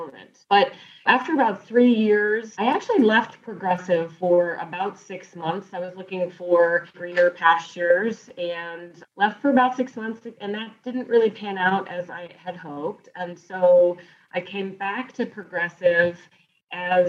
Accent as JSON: {"language": "English", "region": "Northeast Ohio", "country": "United States", "also_born_or_lived": "South Carolina / Richmond, Virginia", "said": "I'm originally from Northeast Ohio, and I still live here today"}